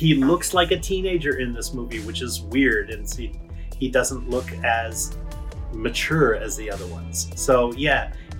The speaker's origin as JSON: {"language": "English", "country": "Canada", "said": "we're Canadian. We're Canadians"}